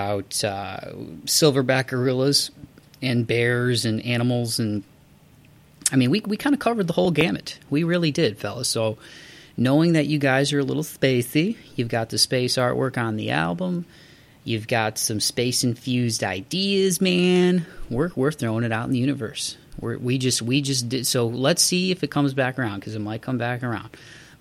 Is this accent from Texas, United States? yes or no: no; Toledo, Ohio, United States; I'm from Toledo.